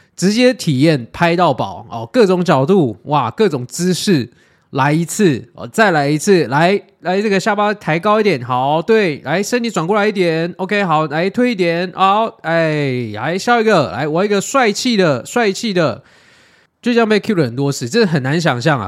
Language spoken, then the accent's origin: Chinese; Taiwan; 我们台湾人